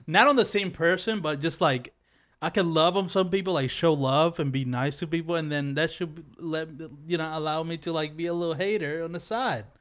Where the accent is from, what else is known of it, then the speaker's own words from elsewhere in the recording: Philadelphia, Pennsylvania, United States; I'm from Philly